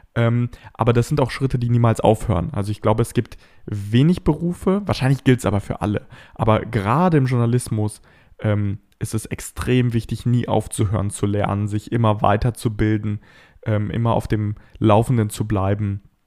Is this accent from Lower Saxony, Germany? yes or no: yes; Bad Pyrmont, Lower Saxony, Germany; meine Stadt Bad Pyrmont, wo ich aufgewachsen bin